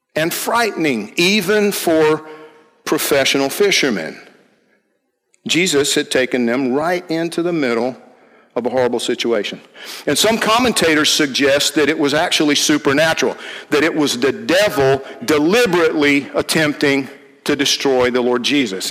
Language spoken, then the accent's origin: English; Georgia, United States; I'm from Georgia